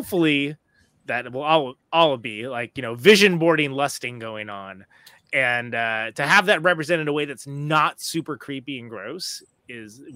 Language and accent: English; California, United States; I was born and raised in California